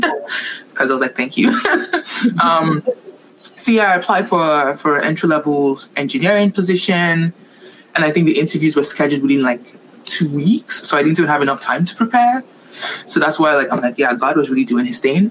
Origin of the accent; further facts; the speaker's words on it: Nigeria; also born or lived in Montreal, Canada; now in Vancouver, Canada; I am Nigerian, born and raised